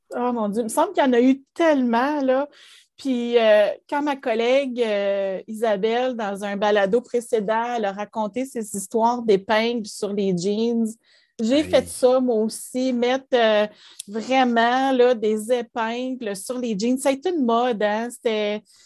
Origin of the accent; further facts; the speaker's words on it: Gatineau, Quebec, Canada; also born or lived in Ottawa; je suis née à Ottawa, mais on est déménagé ici à Gatineau. J'avais neuf mois